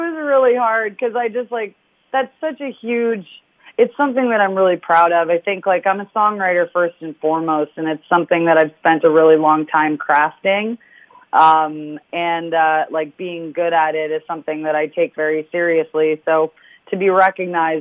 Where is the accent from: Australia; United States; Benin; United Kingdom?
United Kingdom; London; moved away; I love London, you know, my family's still there